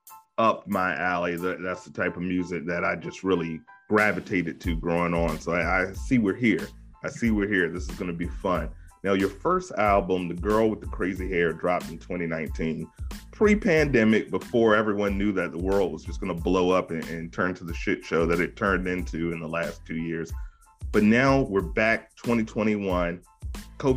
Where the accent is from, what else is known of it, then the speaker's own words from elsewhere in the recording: Virginia, United States; I don't have an accent. I'm from 757. We don't have accents.